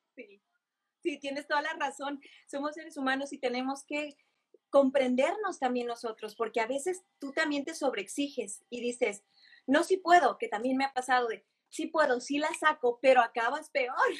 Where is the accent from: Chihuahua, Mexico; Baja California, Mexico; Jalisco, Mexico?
Jalisco, Mexico; Guadalajara; moved away as an adult; now in Los Angeles, United States; Yo soy tapatía, orgullosamente